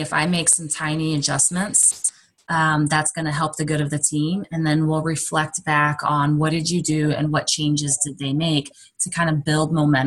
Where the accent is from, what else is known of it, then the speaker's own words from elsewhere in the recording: Southern Illinois, United States; also born or lived in Oklahoma; now in Iowa, United States; My husband is from Iowa and I'm from Southern Illinois